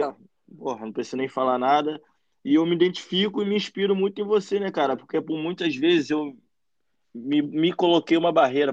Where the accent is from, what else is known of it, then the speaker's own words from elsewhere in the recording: Araruama, Rio de Janeiro, Brazil; also born or lived in Nilópolis, Rio de Janeiro; Eu nasci em Nilópolis, Rio de Janeiro, mas ah, moro e passei boa parte da minha vida em Araruama